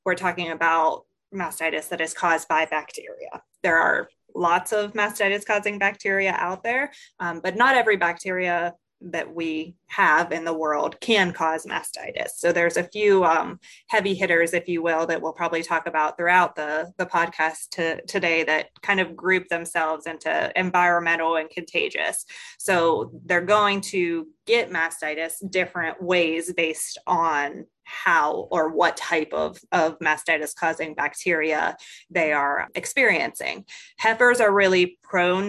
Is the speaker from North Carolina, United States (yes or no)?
no; Greensburg, Pennsylvania, United States; moved away as an adult; now in Mississippi, United States; I'm originally from Pennsylvania, not your area of Pennsylvania, but the Greensburg area of Pennsylvania, but came to Mississippi State about 5 years ago